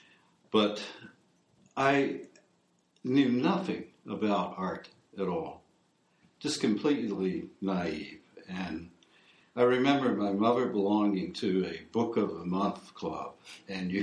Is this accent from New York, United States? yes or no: no; Virginia, United States; I grew up on the East Coast in Virginia, pretty close to Washington, D.C. I think it's probably about 60 miles south of Washington, D.C., in a little small town, little resort town, on the Potomac River.